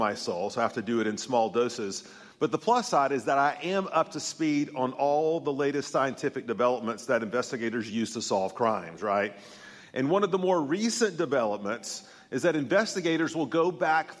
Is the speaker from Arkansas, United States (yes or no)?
no; Tennessee, United States; I'm from Tennessee